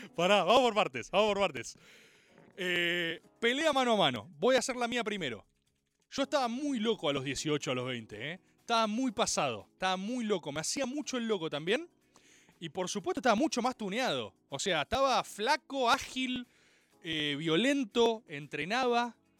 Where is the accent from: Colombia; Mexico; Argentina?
Argentina; Jugué béisbol como todo argentino de bien